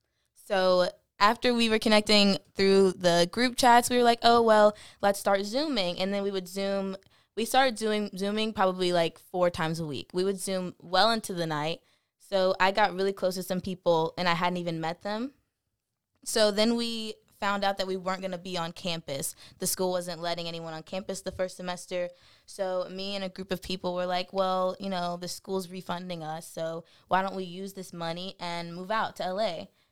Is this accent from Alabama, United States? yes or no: yes; Alabama, United States; moved away as an adult; also born or lived in Los Angeles, California; No, I was in California from Alabama.